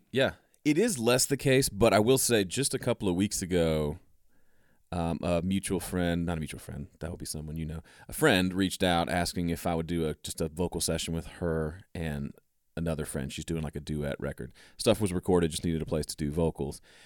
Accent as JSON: {"language": "English", "region": "Mississippi", "country": "United States", "tie": "born or raised there", "also_born_or_lived": "Tennessee", "moved": "as an adult", "said": "I grew up in Mississippi"}